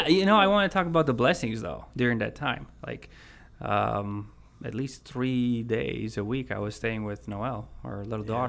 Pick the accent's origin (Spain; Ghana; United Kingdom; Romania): Romania; moved away as an adult; also born or lived in Chicago area; now in United States; I was born in Romania in 81. And let's see, 95, 96, I spent almost 1 year with my mom in the Chicago area. And then I went back to Romania, but right after graduating high school in 2001, I came back.